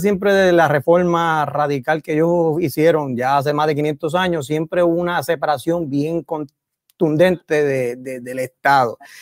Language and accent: Spanish; San Juan, Puerto Rico; also born or lived in Massachusetts; yo soy de Villa Prade